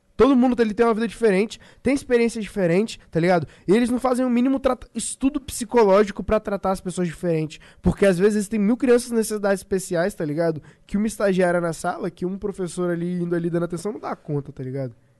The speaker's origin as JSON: {"language": "Portuguese", "country": "Brazil", "said": "a gente é brasileiro"}